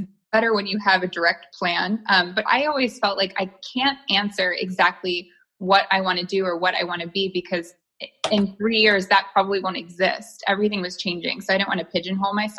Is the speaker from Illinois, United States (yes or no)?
yes; Chicago, Illinois, United States; moved away; I was born in Chicago